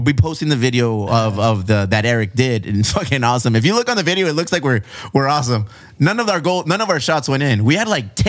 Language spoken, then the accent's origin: English; Chula Vista, California, United States; I grew up playing here in the Rebels